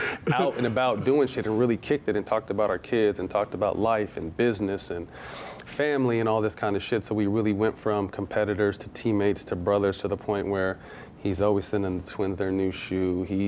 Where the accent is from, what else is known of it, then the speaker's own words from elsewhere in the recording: California, United States; I grew up in Cali. I'm a Showtime Magic Johnson dude.